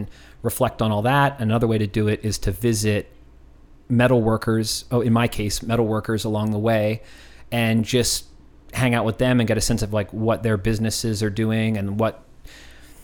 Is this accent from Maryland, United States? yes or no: no; Philadelphia, Pennsylvania, United States; now in Austin, United States; born and raised